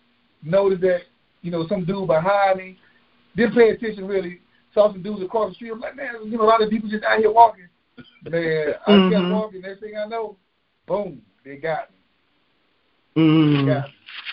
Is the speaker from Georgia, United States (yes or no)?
yes; Georgia, United States; we're from Georgia